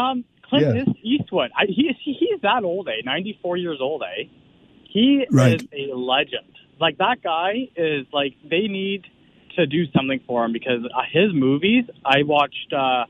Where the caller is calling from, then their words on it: Molesworth, Ontario, Canada; I'm calling from Molesworth, Upper Canada.